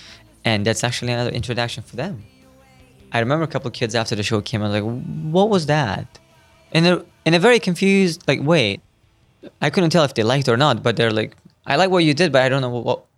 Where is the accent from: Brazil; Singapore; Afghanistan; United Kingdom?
Afghanistan; now in United States; I'm not from the Middle East, and Afghanistan is not in the Middle East. It's in Central Asia, right between the border in Central and South Asia, to be precise.